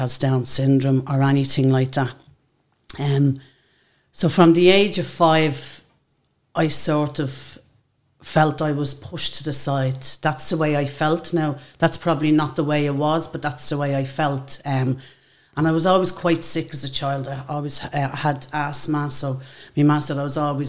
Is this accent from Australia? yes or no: no; Dublin, Leinster, Ireland; also born or lived in England; I grew up in a block of flats just around the corner from the Spellman Centre. George Reynolds House